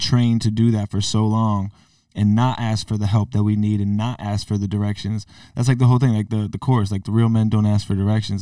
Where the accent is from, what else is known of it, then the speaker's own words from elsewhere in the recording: Connecticut, United States; growing up in Connecticut